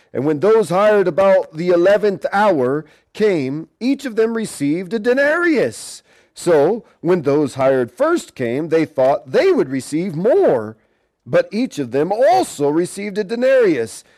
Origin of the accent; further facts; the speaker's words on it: Portland, Oregon, United States; moved away; I grew up in Portland, Oregon